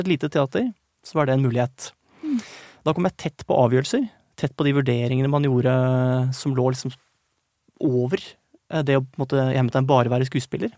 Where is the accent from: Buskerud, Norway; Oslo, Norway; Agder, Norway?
Buskerud, Norway; Krokstadelva; Jeg kommer fra det lille stedet Krokstadelva, som ikke ligger så langt fra Drammen